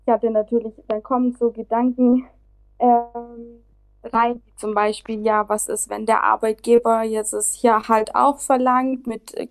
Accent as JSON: {"language": "German", "country": "Germany", "lives_now": "Barcelona, Spain", "said": "Genau, also … Ähm, ich bin eigentlich aus Deutschland, aber lebe gerade in Barcelona."}